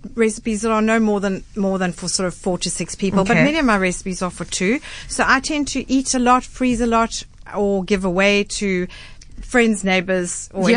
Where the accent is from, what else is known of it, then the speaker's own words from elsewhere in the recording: South Africa; being South African